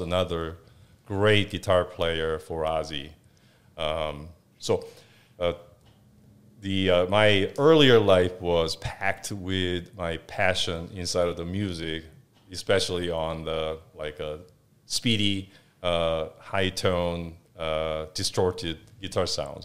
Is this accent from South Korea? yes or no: yes; Seoul, South Korea; moved away as an adult; So, I was born in South Korea, originally from, um, South Korea, obviously, uh, born in Seoul